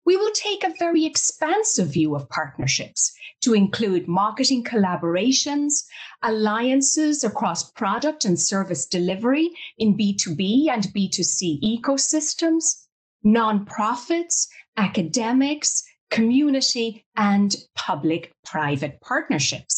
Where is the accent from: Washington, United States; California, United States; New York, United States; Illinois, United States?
New York, United States; my hometown, New York